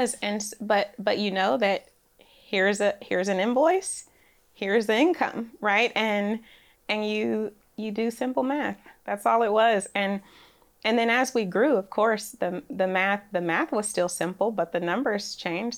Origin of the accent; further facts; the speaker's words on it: Oakland, California, United States; now in Nashville, United States; I grew up in Oakland, California